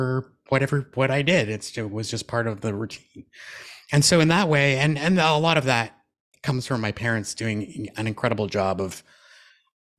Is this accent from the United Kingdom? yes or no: no; Moncton, New Brunswick, Canada; moved away as an adult; also born or lived in Toronto, Ontario; I'm from a family of six. So my three younger brothers and my mom stayed home in Moncton.